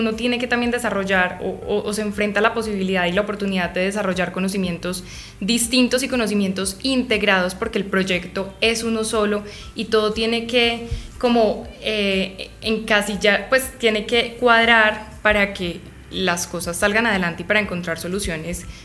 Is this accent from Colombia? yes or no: yes; Medellín, Antioquia, Colombia; now in Bogotá, Colombia; Yo soy de Medellín, soy paisa. Allá no hay tanta oferta de firmas como lo, lo hay acá o como las hay acá en Bogotá.